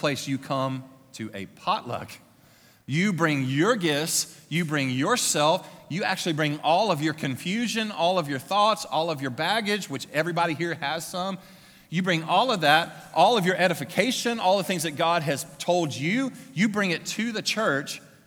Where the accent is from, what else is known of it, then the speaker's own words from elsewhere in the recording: Louisiana, United States; moved away; my hometown. It was small. It was in Louisiana.